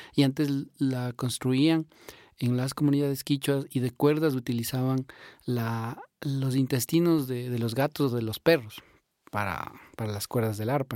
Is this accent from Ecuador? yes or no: yes; Imbabura, Ecuador; somos de acá de Ecuador, de Sudamérica. Vivimos sobre la cordillera de los Andes, en este lugar mágico para, para nosotros. Eh, vivimos dentro de la comuna quichua de Turbuku, que es una comunidad que está en el cantón Cotacachi, en la provincia de Imbabura.